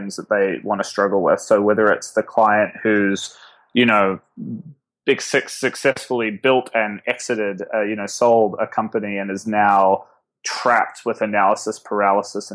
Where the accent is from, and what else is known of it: Auckland, New Zealand; born or raised there; moved away as an adult; now in New York, United States